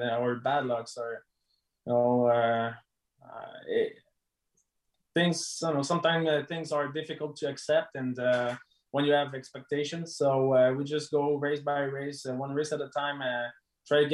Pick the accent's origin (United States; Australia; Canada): Canada; we're Canadian